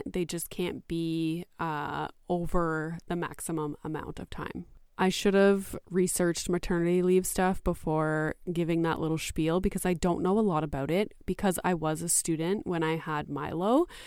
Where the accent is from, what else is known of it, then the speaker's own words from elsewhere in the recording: Canada; I am Canadian, and in Canada